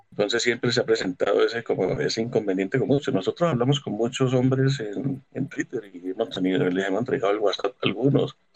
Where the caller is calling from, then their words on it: Cúcuta, Norte de Santander, Colombia; de Cúcuta.